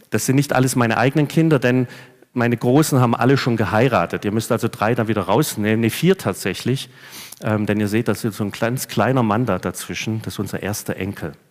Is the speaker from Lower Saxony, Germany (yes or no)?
no; Reutlingen, Baden-Württemberg, Germany; habe mich bekehrt in, in einer Baptistengemeinde in meiner Heimatstadt Reutlingen. Ich kann auch so schwätze, dass man hört, dass ich daherkomme.